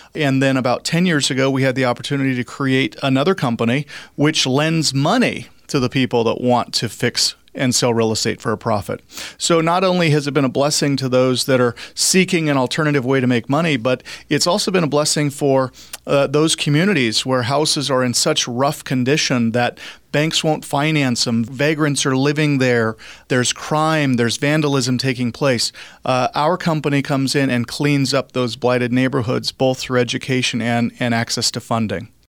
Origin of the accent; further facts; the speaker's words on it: Cheney, Washington, United States; moved away as an adult; also born or lived in Florida; now in Spokane, United States; I grew up out in Cheney, Washington, graduated from Cheney High School